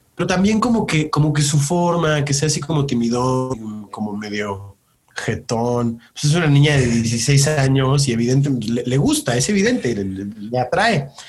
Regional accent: Mexico; soy mexicano

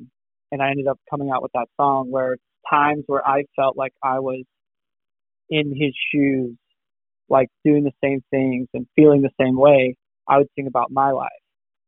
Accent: Rocky Mountains, United States; I'm from the Rocky Mountains

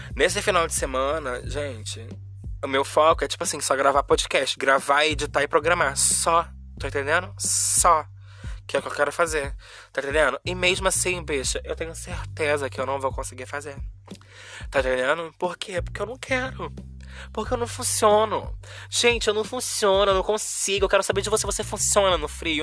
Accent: Rio de Janeiro, Brazil; Como uma boa carioca

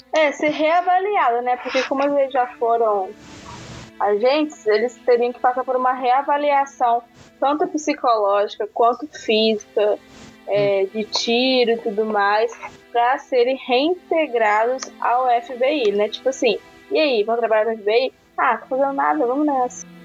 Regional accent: Brazil; como brasileira

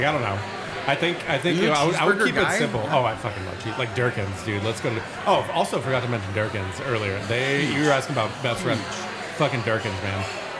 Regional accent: Memphis, Tennessee, United States; now in Spokane, United States; I grew up in Memphis.

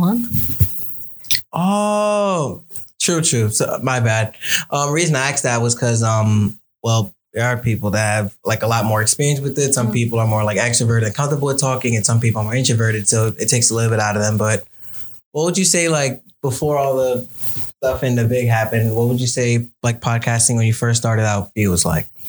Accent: New York City, New York, United States; I was actually born and raised in Brooklyn

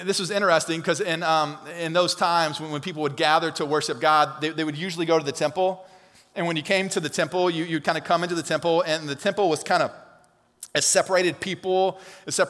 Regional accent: Alabama, United States; We're from Alabama

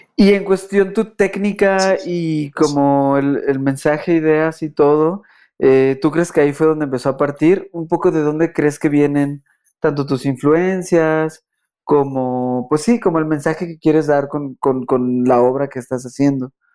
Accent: Mexico; nosotros como como mexicanos

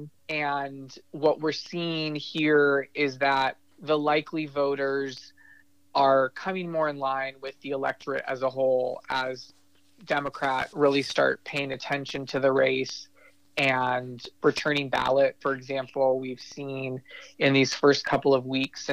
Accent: Bay Area, California, United States; now in Sacramento, United States; I grew up in the Bay Area myself

